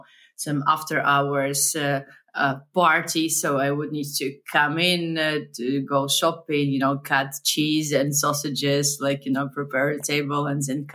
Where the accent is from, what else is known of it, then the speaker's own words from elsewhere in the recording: Minsk, Belarus; moved away; also born or lived in Berlin; I was born and raised in Minsk, Belarus, a post-Soviet country